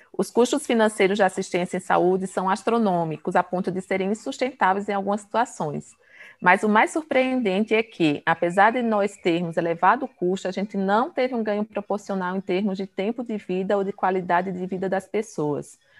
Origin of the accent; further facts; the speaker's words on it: Pernambuco, Brazil; sou pernambucana